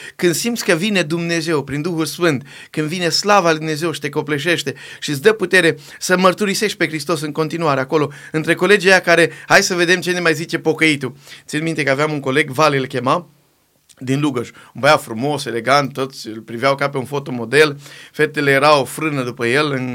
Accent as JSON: {"language": "Romanian", "town": "Borșa", "region": "Maramureș County", "country": "Romania", "tie": "born or raised there", "moved": "yes", "lives_now": "Timișoara, Romania", "said": "prin Maramureș, de unde sunt eu deloc, am venit în Banat, în Timișoara"}